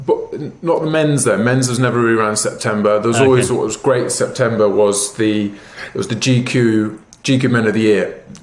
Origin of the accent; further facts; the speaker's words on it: Devon, South West England, United Kingdom; now in London, United Kingdom; So I grew up in the West Country, in Devon, in the countryside, and I grew up on a small holding with my mum and dad and my two sisters